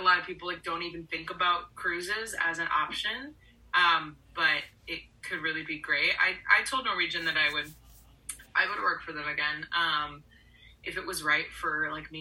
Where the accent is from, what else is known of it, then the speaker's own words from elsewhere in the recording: Orlando, Florida, United States; I grew up in Orlando, Florida.